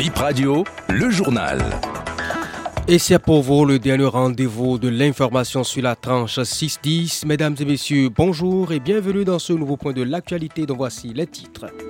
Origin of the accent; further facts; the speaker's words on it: Burkina Faso; je suis venu du Burkina